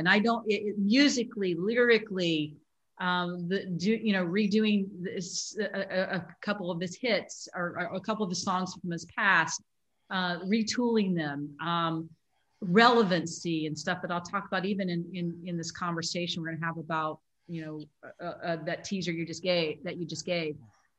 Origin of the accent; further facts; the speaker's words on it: Dallas, Texas, United States; And by the way … from Dallas